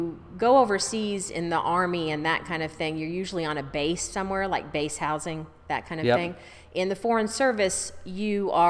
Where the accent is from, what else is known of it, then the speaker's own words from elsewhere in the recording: Bangladesh; born there; Okay, so I was born in Bangladesh.